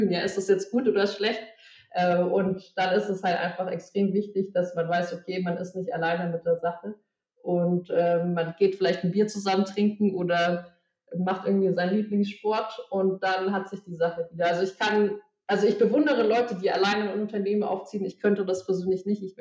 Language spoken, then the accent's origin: German; Munich, Bavaria, Germany; moved away as an adult; now in Berlin, Germany; ich bin eigentlich Münchnerin, äh, born and raised quasi.